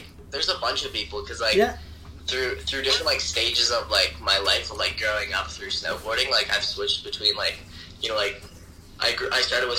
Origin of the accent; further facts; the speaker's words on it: Toronto, Ontario, Canada; I grew up in Toronto, Ontario, downtown Toronto.